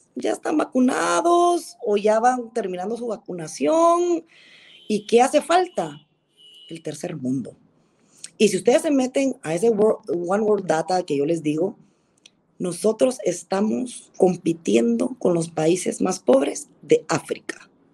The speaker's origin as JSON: {"language": "Spanish", "country": "Guatemala", "said": "nosotros como guatemaltecos"}